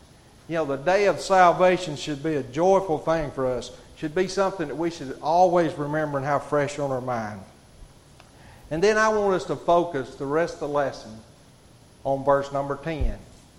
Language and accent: English; Hatton, United States; Y'all forgive me, I'm from Hatton. I get tongue-tied a little bit.